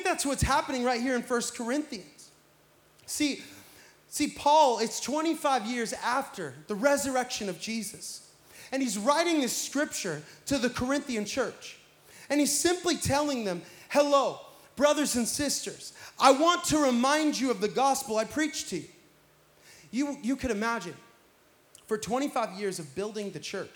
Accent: Pacific Northwest, United States; now in Florida, United States; I'm from the Pacific Northwest

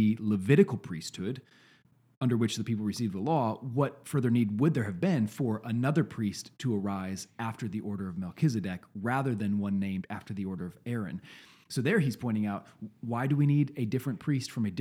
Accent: East Coast, United States; moved away; I grew up out on the East Coast

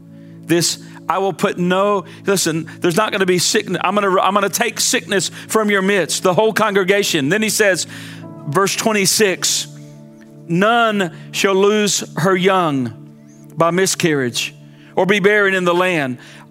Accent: United States

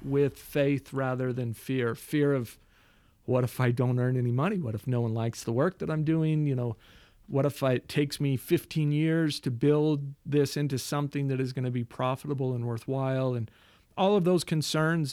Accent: Mesa, Arizona, United States; also born or lived in Queen Creek, Arizona; I'm from Mesa, Arizona

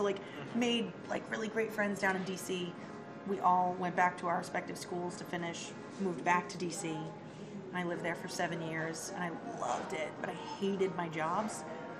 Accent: Danvers, Massachusetts, United States; also born or lived in Worcester / Melrose; I am 30. I was born in Worcester. My parents lived there, and then we moved to Melrose up until I was like in fourth grade. Then we moved to Danvers, which is where I basically grew up. I hated it. And I liked Melrose.

